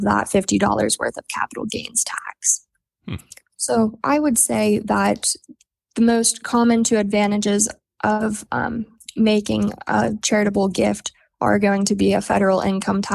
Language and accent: English; Oakland, Maryland, United States; moved away as an adult; also born or lived in northern Garrett County, Maryland; now in Garrett County, United States; I'm originally from Oakland, where the main office is, and I have moved to the northern end of Garrett County